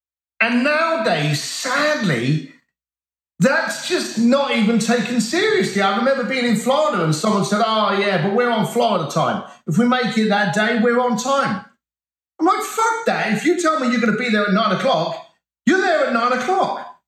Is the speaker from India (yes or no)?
no; United Kingdom; born there; I'm from an Irish construction family, and I was the first member of my family to be born on British soil. So while my family are Irish, I'm the token